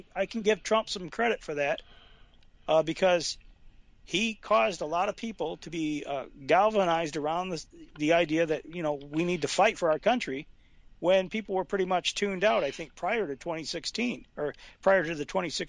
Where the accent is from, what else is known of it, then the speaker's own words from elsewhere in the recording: Franklin County, Alabama, United States; moved away; I'm from Alabama, Franklin County